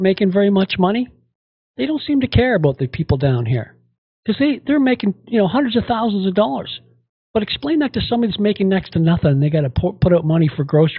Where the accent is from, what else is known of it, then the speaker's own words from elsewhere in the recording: Canada; we are Canadian